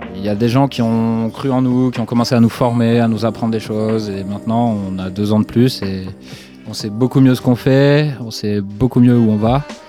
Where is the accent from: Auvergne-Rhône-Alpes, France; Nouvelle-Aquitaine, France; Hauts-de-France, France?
Nouvelle-Aquitaine, France; Dordogne; on est originaire de Dordogne